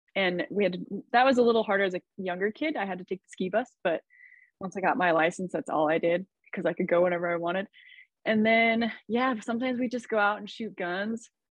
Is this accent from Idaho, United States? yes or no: yes; Idaho, United States; I grew up in Idaho. So it's like a small farm town outside of the capital, Boise.